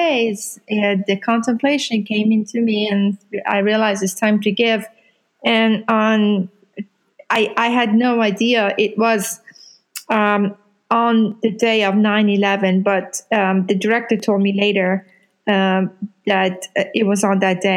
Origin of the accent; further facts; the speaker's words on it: Iran; now in Louisville, United States; I am from Iran, and I am a Muslim